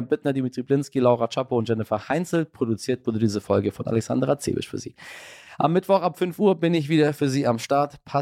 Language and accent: German; Iran; born there; Das sage ich Ihnen äh, als gebürtiger Iraner.